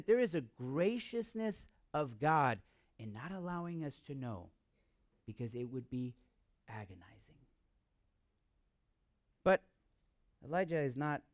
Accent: United States; I'm American

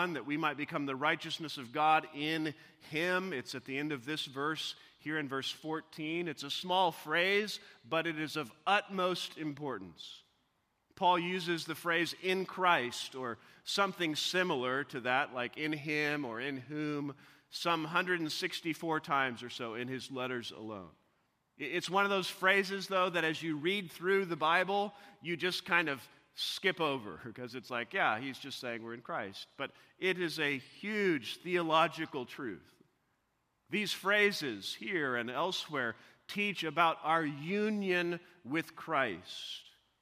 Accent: Missouri, United States; as a young boy growing up in Missouri

